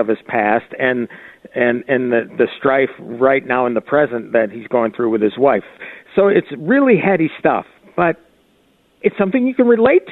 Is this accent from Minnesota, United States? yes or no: yes; Minnesota, United States; I was from Minnesota